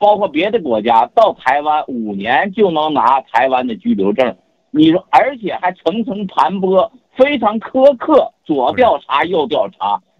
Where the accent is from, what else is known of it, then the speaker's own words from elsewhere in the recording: China; 那我大陆人凭什么把你看作是同胞？